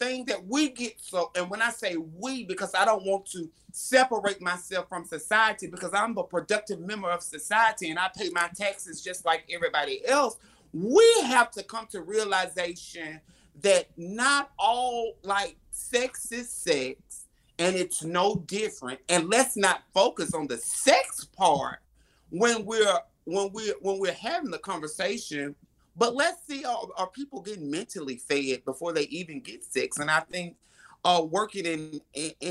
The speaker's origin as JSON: {"language": "English", "region": "Alabama", "country": "United States", "said": "I'm from Alabama"}